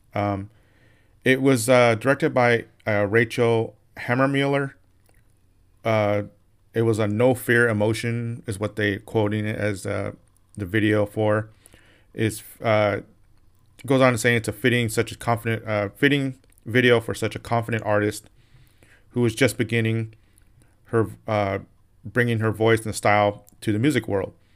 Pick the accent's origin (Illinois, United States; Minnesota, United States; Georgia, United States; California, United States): California, United States; Santa Ana; moved away as an adult; also born or lived in Orange, California; now in Las Vegas, United States; I was born in Orange